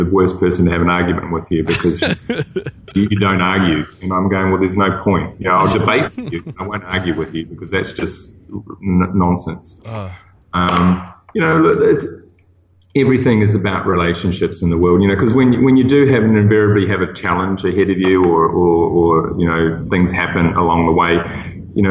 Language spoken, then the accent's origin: English; New Zealand; moved away; also born or lived in Singapore; I'm a New Zealander